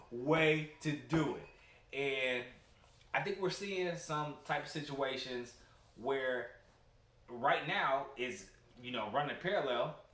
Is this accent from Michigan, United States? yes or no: yes; Detroit, Michigan, United States; now in Houston, United States; I'm from Detroit, Michigan.